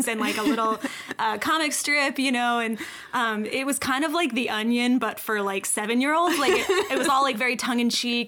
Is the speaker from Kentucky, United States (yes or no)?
yes; Kentucky, United States; growing up in Kentucky